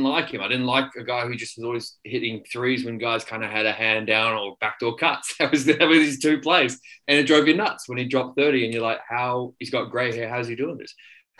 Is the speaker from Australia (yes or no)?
yes; Perth, Western Australia, Australia; I grew up in Perth.